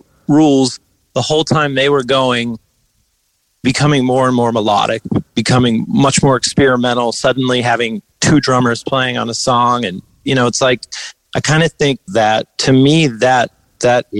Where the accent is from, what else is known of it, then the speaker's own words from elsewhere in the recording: Western Pennsylvania, United States; Western PA hardcore that sound where I'm from